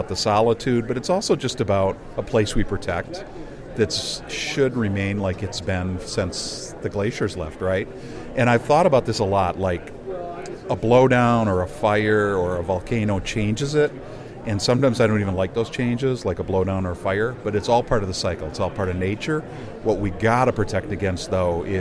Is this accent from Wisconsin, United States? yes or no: yes; Madison, Wisconsin, United States; I'm from Madison, Wisconsin